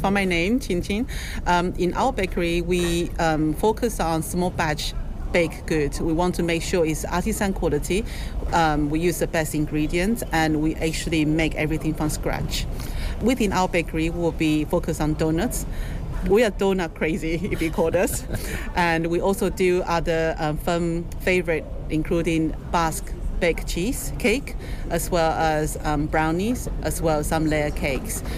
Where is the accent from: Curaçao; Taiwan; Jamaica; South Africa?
Taiwan; moved away as an adult; also born or lived in London; now in United Kingdom; I'm from Taiwan. I grew up in a seafood restaurant, but when I came to London, um, well, I first came to London, um, I was 20 years old